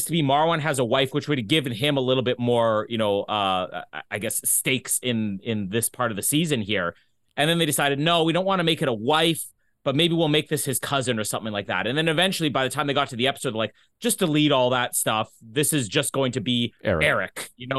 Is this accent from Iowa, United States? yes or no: yes; Iowa, United States; I'm from Iowa.